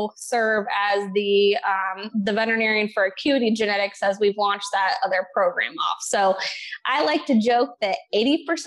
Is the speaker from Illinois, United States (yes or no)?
yes; Southern Illinois, United States; I grew up in Southern Illinois